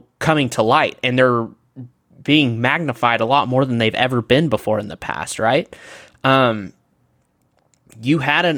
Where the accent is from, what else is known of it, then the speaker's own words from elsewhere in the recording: Midland, Texas, United States; I'm from Midland